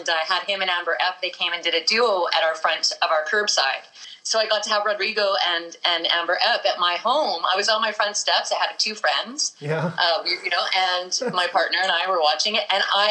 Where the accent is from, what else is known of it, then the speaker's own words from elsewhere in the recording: Winnipeg, Manitoba, Canada; Born and raised here